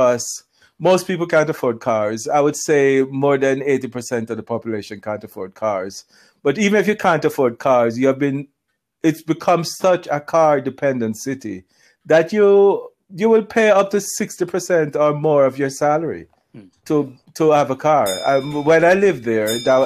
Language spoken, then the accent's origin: English; Kingston, Jamaica; now in Zurich, Switzerland; that's my hometown